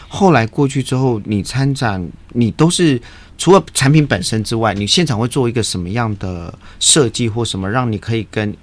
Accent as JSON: {"language": "Chinese", "region": "Tainan", "country": "Taiwan", "tie": "born or raised there", "said": "我出生的地方，台南"}